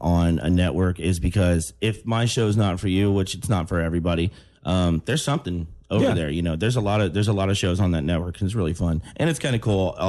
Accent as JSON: {"language": "English", "region": "Florida", "country": "United States", "tie": "born or raised there", "also_born_or_lived": "Texas / Mexico", "said": "I grew up around here. I was born in Texas and then kind of raised in Mexico a little bit. And then when we came back to America, I've been in Florida since like 96 or something, 94 or something."}